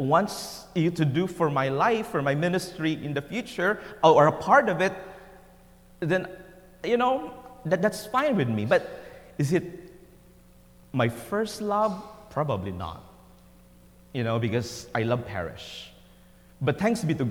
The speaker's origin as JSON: {"language": "English", "country": "Philippines", "tie": "born or raised there", "first_language": "Tagalog", "second_language": "English", "moved": "as an adult", "said": "born in a simple town way back in the Philippines. You know, English was not my first language."}